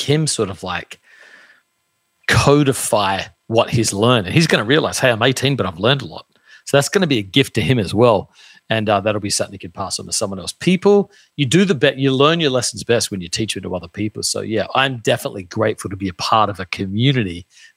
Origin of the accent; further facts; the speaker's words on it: Australia; now in United States; I grew up in Australia, very, very common to do a gap year